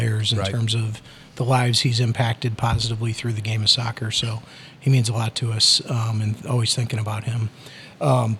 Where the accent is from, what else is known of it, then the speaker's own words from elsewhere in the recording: Bellefontaine Neighbors, Missouri, United States; I grew up in St. Jerome Parish, North County.